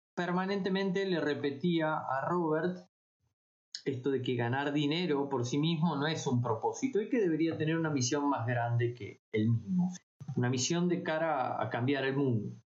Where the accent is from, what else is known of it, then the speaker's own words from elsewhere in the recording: La Plata, Buenos Aires Province, Argentina; yo soy de La Plata, vivo cerca de Buenos Aires